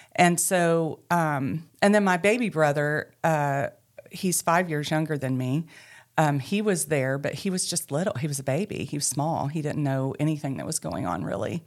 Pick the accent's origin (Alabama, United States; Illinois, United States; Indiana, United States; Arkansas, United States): Arkansas, United States; Mena; moved away; also born or lived in Booneville, Arkansas / Charleston, Arkansas; I grew up in Mena, Arkansas, and found my way back to Arkansas